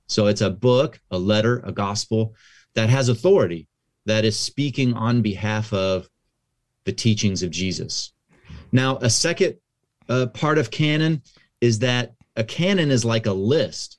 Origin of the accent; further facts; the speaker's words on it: Kansas, United States; now in California, United States; I actually grew up in the Midwest. I'm from Kansas, uh, so that's right in the middle of the United States